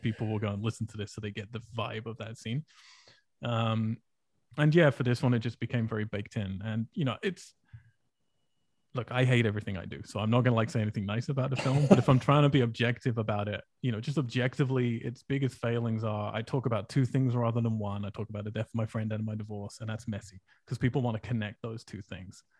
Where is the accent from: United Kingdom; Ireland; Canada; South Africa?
United Kingdom; England; moved away as an adult; now in United States; if I go back to England